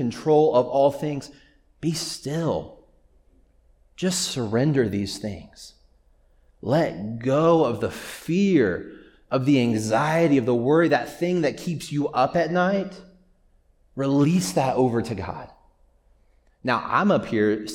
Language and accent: English; Springfield, Missouri, United States; now in Boulder, United States; I grew up in Missouri, Springfield, Missouri specifically